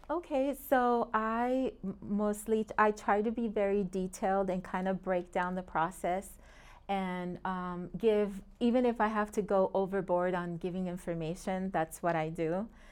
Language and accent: English; Long Beach, California, United States; moved away as an adult; also born or lived in Puerto Rico / Springfield, Massachusetts; now in Phoenix, United States; I grew up in Long Beach.